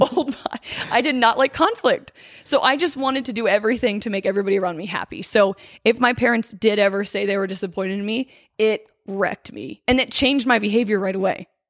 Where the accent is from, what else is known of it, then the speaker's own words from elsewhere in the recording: Hershey, Pennsylvania, United States; I grew up in Hershey, Pennsylvania